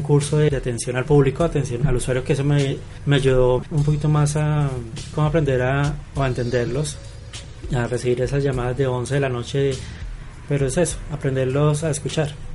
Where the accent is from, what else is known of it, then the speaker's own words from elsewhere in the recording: Colombia; todos somos colombianos